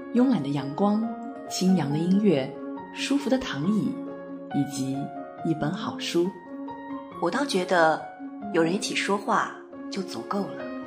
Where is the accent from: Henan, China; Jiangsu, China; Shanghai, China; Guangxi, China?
Guangxi, China; Guilin; 我们桂林也有，就是我老家算泉州县吧